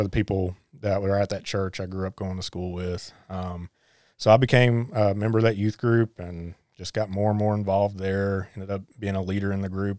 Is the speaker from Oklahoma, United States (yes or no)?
no; Harlan, Kentucky, United States; I was born and raised in Harlan